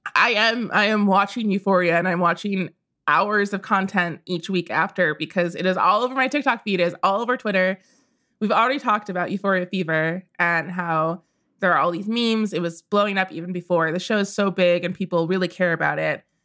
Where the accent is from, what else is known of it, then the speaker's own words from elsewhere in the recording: Midwest, United States; I grew up in the Midwest